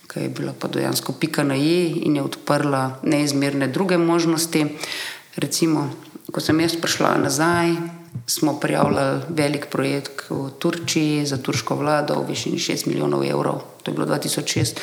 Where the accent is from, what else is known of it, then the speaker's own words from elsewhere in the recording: Slovenia; izhajajoče iz Slovenije, iz bivše Jugoslavije